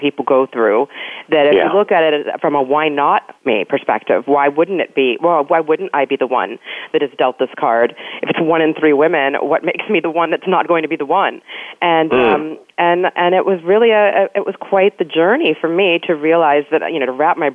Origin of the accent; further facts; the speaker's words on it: Pasadena, California, United States; I was born in Pasadena